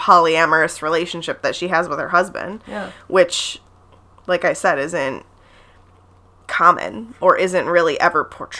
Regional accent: Ohio, United States; accent: Midwest; So we've got the Midwest accent.

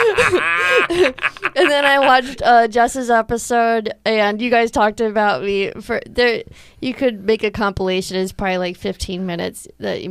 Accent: Naperville, Illinois, United States; I'm from Naperville, Illinois

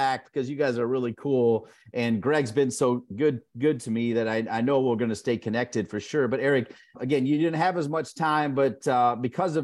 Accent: Ohio, United States; I'm from Ohio

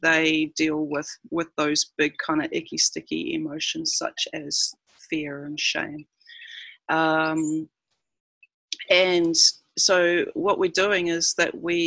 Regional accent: New Zealand; moved away as an adult; now in Cairns, Australia; I'm a New Zealander who has been living in Cairns for 9 years now

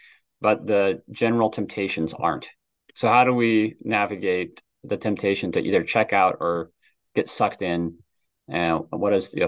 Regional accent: Washington, United States; now in Pennsylvania, United States; Yeah, I grew up in Washington State and met my wife at college in George Fox University, which is a small Christian school in Oregon.

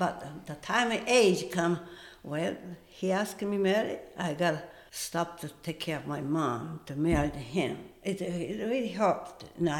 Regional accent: Tokyo, Japan; English is a second language; moved away as an adult; now in United States; But I'm from Japan.

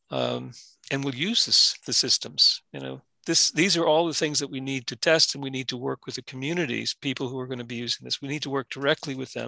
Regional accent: Scranton, Pennsylvania, United States; My hometown is one of them, Scranton

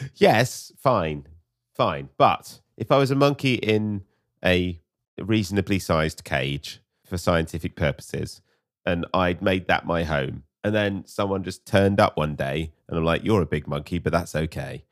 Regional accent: United Kingdom; as British people

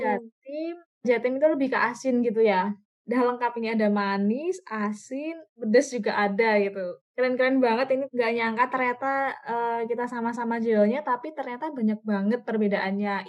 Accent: Yogyakarta, Special Region of Yogyakarta, Indonesia; asalku dari Yogyakarta

